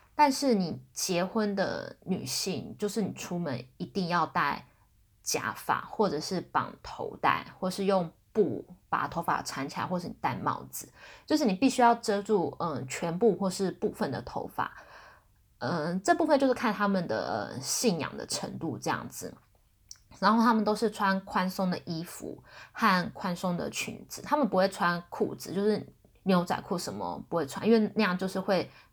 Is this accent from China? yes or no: no; Taiwan; 我台湾人嘛